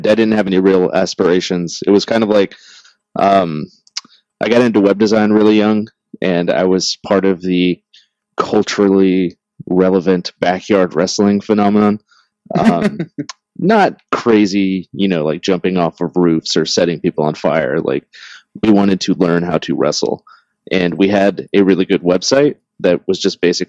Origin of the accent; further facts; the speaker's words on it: Tampa, Florida, United States; growing up in Tampa, I was exposed to a lot of wrestling everywhere